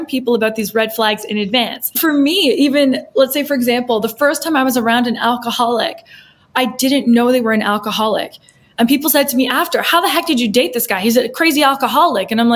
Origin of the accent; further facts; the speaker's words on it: Canada; being brought up Canadian